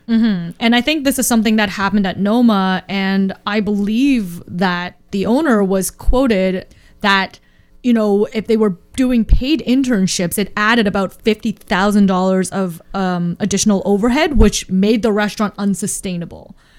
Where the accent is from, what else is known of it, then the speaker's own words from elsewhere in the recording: Canada; Canadian-born Chinese